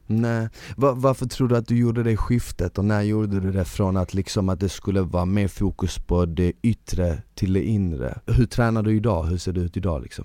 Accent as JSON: {"language": "Swedish", "town": "Malmö", "region": "Skåne", "country": "Sweden", "tie": "born or raised there", "also_born_or_lived": "Bosnia"}